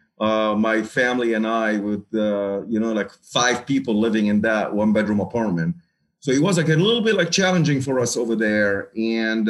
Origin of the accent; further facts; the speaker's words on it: Kuwait; moved away; also born or lived in Lebanon; I was born and raised in Kuwait